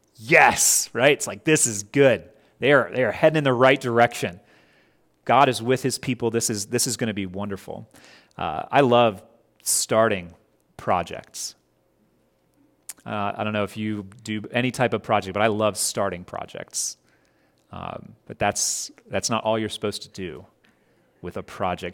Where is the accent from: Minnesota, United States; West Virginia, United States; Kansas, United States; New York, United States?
West Virginia, United States; Scott Depot; I grew up in Scott Depot. We would drive to Cross Lanes, went to school there